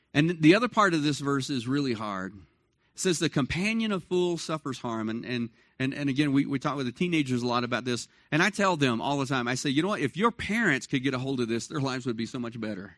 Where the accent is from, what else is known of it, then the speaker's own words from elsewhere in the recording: Dallas, Texas, United States; moved away as an adult; I grew up in Dallas, Fort Worth